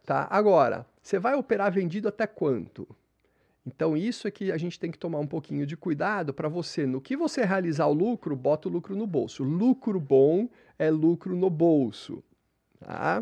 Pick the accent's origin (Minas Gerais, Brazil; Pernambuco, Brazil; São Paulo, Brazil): São Paulo, Brazil; Eu lembro quando eu era criança pequena, aqui em São Paulo